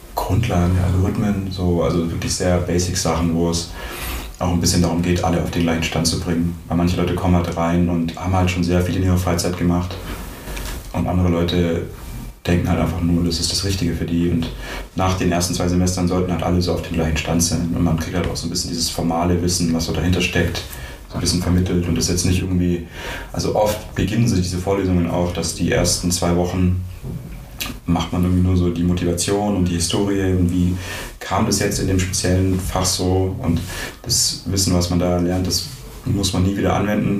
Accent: Ostfildern, Baden-Württemberg, Germany; moved away as an adult; now in Ulm, Germany; Ich komme ursprünglich aus Ostfildern in der Nähe von Stuttgart und ich bin nach Ulm gekommen, um Informatik zu studieren

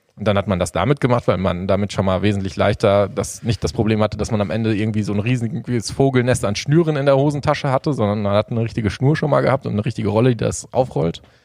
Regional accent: Sauerland, near Warstein, North Rhine-Westphalia, Germany; ich bin 33 Jahre, komme aus dem Sauerland, äh, aus der Nähe von Warstein.

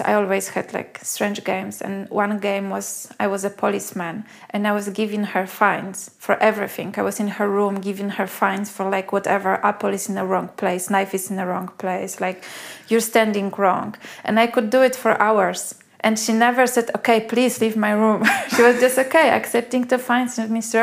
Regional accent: Poland; moved away as an adult; also born or lived in Australia; I come from Poland

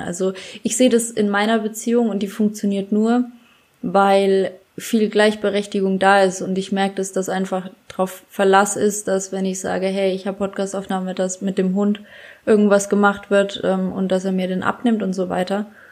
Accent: Bad Kissingen, Bavaria, Germany; in Bad Kissingen, wo ich herkomme, in der Stadt

